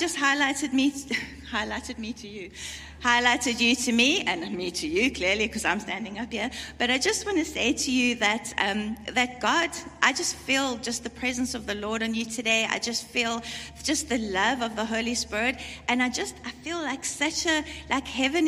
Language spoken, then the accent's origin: English; South Africa; I come from South Africa